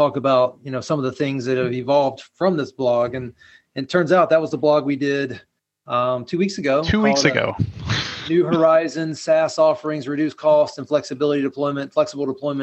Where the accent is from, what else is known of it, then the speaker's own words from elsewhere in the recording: the South, United States; I grew up here in the South